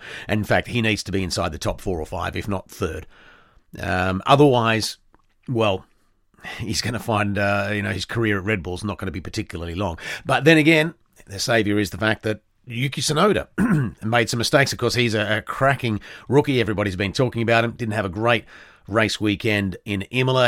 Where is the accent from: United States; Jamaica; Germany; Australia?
Australia; being an Australian